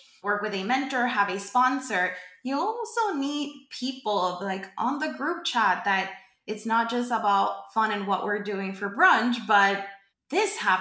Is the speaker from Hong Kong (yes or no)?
no; Puerto Rico; I am from Puerto Rico. I am Boricua